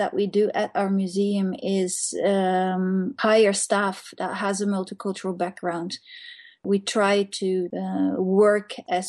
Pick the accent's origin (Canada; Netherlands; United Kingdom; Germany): Netherlands; now in Norway; I'm from Holland.